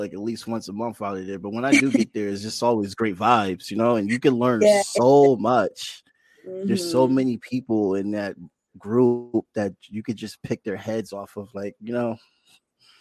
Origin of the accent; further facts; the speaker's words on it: Bridgeport, Connecticut, United States; I grew up in Bridgeport, born and raised